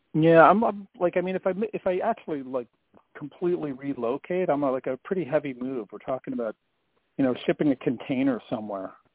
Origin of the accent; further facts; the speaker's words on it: Canada; moved away; also born or lived in Scotland; I grew up in Canada